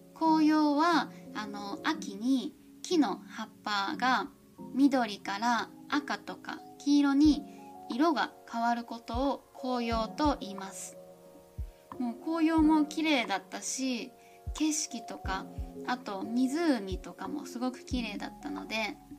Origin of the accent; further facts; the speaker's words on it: Toyama, Japan; 私の地元の富山 県